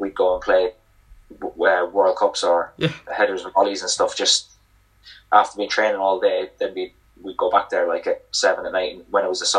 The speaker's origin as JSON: {"language": "English", "town": "Cork", "region": "Munster", "country": "Ireland", "moved": "yes", "said": "I'm from Cork"}